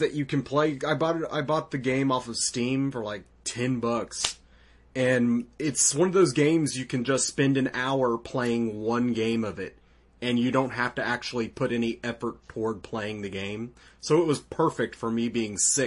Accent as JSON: {"language": "English", "country": "United States", "said": "I'm American"}